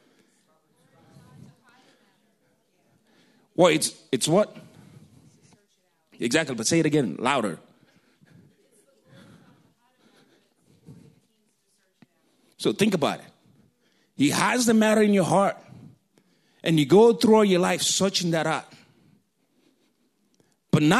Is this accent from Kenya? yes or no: yes; Kenya; accent: African; moved away; When I was in Kenya